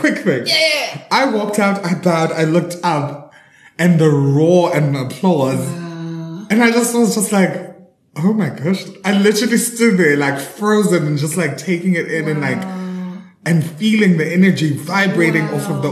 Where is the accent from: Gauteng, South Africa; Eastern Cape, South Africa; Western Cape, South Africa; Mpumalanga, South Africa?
Eastern Cape, South Africa; I am a South African actor. I was born and bred in the Eastern Cape